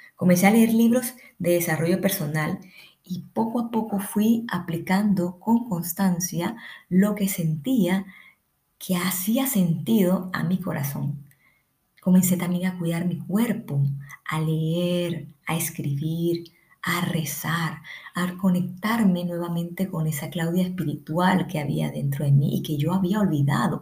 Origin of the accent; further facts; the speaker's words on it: Colombia; now in Ecuador; soy colombiana, vivo en Ecuador